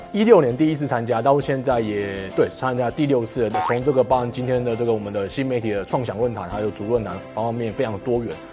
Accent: Taiwan; moved away; also born or lived in Shenyang / Xiamen; 我是来自祖国宝岛台湾省的

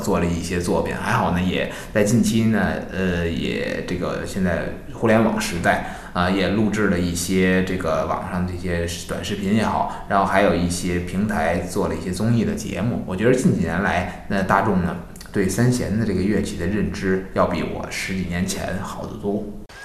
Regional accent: Beijing, China; 我是土生土长的老北京

